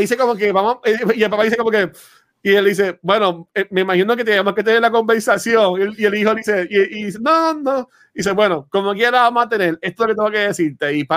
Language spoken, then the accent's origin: Spanish; Canóvanas, Puerto Rico; soy de Canóvana